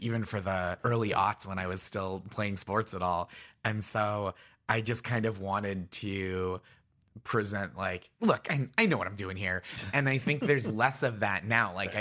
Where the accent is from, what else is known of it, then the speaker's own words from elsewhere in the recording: Stoneham, Massachusetts, United States; So I grew up in Stoneham, Massachusetts, which is Nancy Kerrigan's hometown